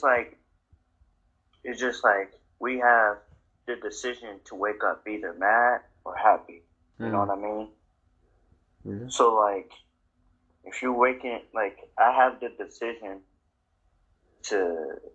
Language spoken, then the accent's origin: English; Wisconsin, United States; moved away as an adult; also born or lived in Iowa; now in Las Vegas, United States; I'm from Wisconsin